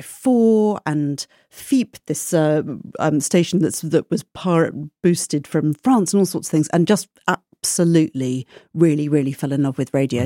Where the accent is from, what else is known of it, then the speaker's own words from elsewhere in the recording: Oxfordshire, Gloucestershire, South East England, United Kingdom; moved away as an adult; now in Brighton, United Kingdom; I'm from Oxfordshire, Gloucestershire